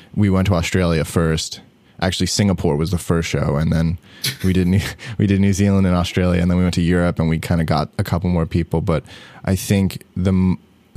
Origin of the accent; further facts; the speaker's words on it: New York, United States; moved away as an adult; now in Los Angeles, United States; I live in LA now. I grew up in New York